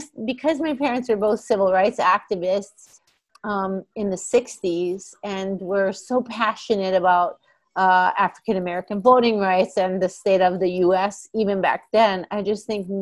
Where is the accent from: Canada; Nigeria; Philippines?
Canada; also born or lived in India / United States; five of us moved to Canada when I was about, I don't know, I would say four